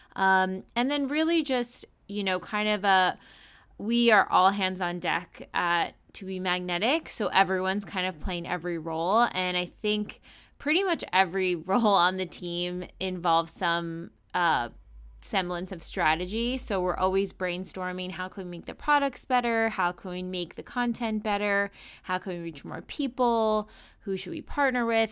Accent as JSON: {"language": "English", "region": "East Coast", "country": "United States", "also_born_or_lived": "Chicago / Pennsylvania", "said": "I'm from the East Coast originally"}